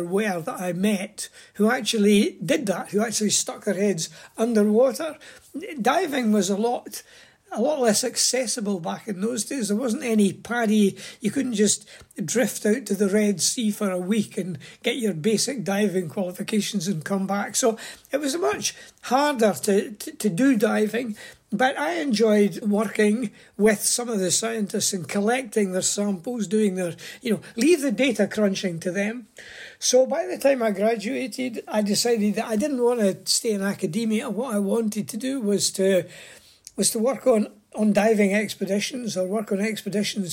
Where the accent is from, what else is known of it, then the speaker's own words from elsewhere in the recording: Scotland, United Kingdom; I was born in Scotland and went to school and was no more interested in the outside world really than any other wee boy. But I did grow up through the 50s and the 60s